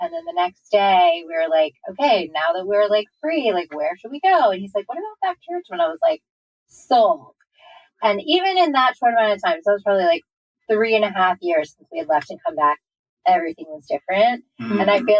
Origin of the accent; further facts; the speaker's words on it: Maryland, United States; moved away as an adult; also born or lived in Arkansas; now in Richmond, United States; I packed it up and I moved to Arkansas. Then I moved back to my hometown, which is Maryland.